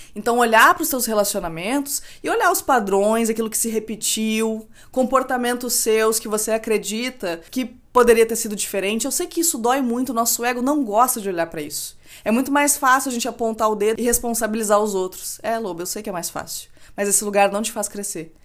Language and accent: Portuguese; Rio Grande do Sul, Brazil; eu, como boa gaúcha, não posso deixar de dizer que frio é o que a gente passa aqui